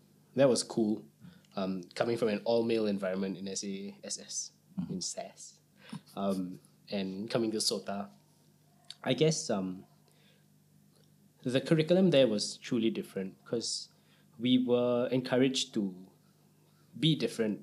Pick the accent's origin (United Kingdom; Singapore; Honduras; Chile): Singapore; born or raised there